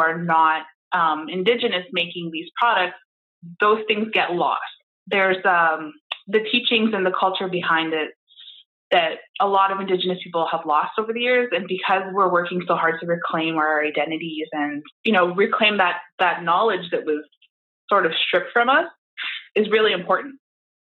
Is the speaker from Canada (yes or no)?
yes; Toronto, Ontario, Canada; moved away as an adult; now in Windsor, Canada; I am originally from Toronto. I moved to Windsor about 14 years ago to study at the university